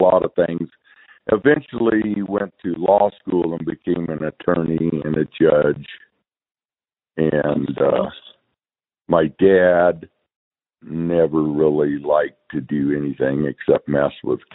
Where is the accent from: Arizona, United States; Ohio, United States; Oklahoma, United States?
Arizona, United States; Wickenburg; I was born in Wickenburg, Arizona, in 1951